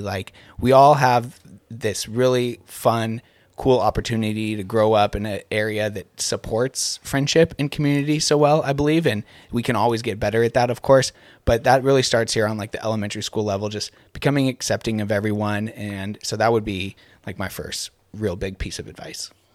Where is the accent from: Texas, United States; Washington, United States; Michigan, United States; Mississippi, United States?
Washington, United States; Gig Harbor; I grew up here in Gig Harbor